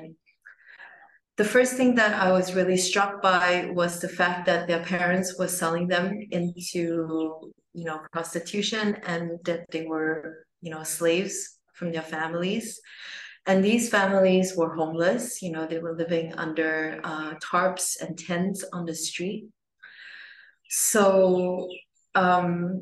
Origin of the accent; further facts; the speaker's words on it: Singapore; I was born in Singapore